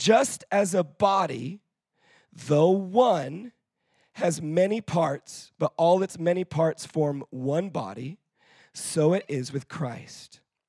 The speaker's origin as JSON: {"language": "English", "country": "Israel", "tie": "born or raised there", "moved": "as an adult", "lives_now": "United Kingdom", "said": "And so here's the thing that I can tell you as somebody who's grown up in Israel."}